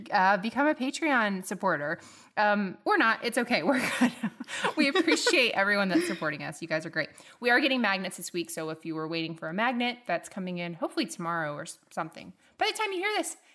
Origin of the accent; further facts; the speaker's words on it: Tallahassee, Florida, United States; I'm a Tallahassee lassie.